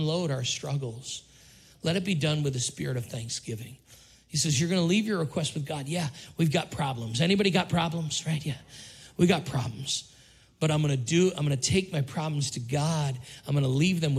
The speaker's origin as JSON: {"language": "English", "town": "Syracuse", "region": "New York", "country": "United States", "tie": "born or raised there", "moved": "yes", "lives_now": "Richmond, United States", "said": "We grew up in Syracuse where it's 100 inches of snow every winter"}